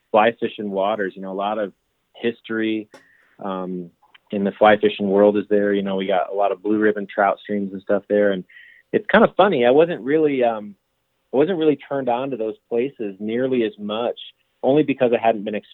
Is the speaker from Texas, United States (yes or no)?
no; Michigan, United States; growing up in Michigan through you know middle school, high school, and into my you know early adulthood